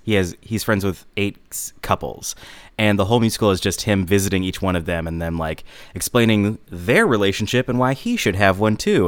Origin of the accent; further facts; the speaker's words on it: Lombard, Illinois, United States; I am from Lombard, Illinois